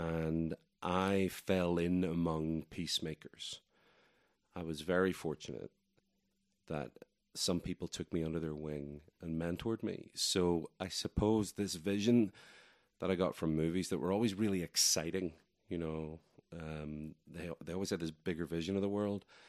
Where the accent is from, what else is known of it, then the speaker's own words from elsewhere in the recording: Northern Ireland, United Kingdom; accent: Irish; moved away as an adult; now in Asheville, United States; I was born in Ireland. I lived there for the first three and a half decades or so of my life.